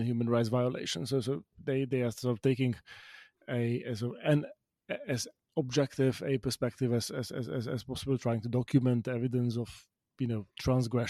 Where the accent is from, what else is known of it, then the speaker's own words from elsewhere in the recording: Bratislava, Bratislava Region, Slovakia; my hometown of Bratislava, where growing up in the 1990s